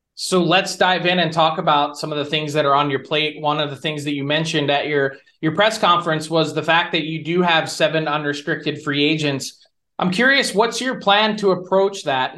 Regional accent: United States; as an American myself, I've worked in Canada for eight years

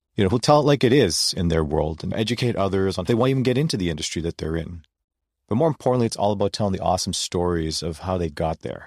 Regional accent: Toronto, Ontario, Canada; I was born and raised in Toronto, Ontario, Canada.

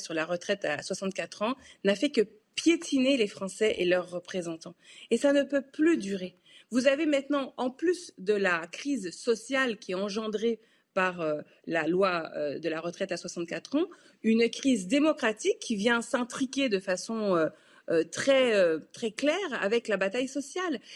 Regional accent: France; en tant que Français

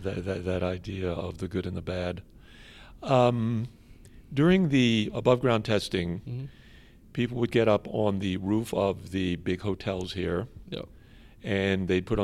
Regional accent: Miami, Florida, United States; I grew up in Miami during the missile crisis in Cuba

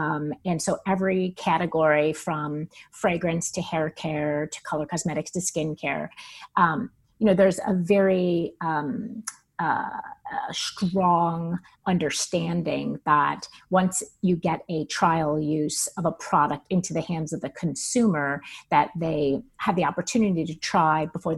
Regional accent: East Coast, United States; I was from the East Coast. I lived in the East Coast. I lived in New York, and I had no intention on ever leaving.

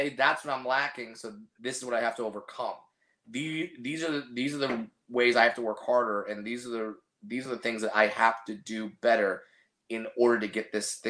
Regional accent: Orange County, California, United States; I have a lot of family here in Southern California, but I grew up in Orange County

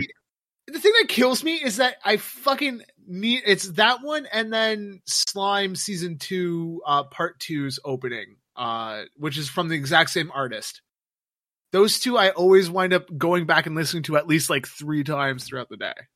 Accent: Canada; I always loved growing up in Canada

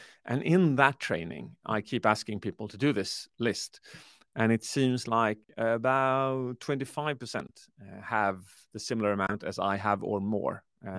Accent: Sweden; Yes, I launched it on the 8th of November last year in Sweden, where I come from, I'm British, half Swedish

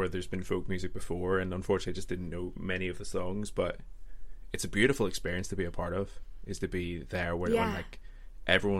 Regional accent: Northern Ireland, United Kingdom; I'm actually from Northern Ireland

